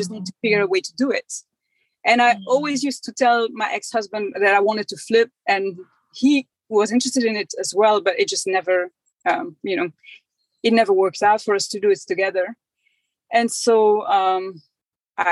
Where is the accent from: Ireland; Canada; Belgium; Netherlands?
Belgium; moved away as an adult; now in Decatur, United States; I'm originally from Belgium, but I've lived here in the States for 11 years.